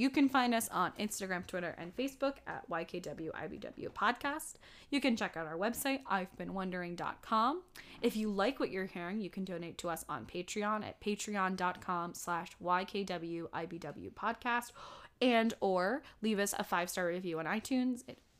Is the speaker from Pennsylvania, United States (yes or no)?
yes; Pennsylvania, United States; born or raised there